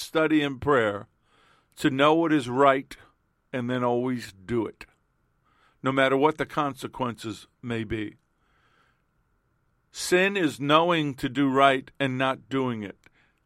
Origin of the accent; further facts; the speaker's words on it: New York City, New York, United States; moved away; I was born and raised in Queens, New York. We lived other places.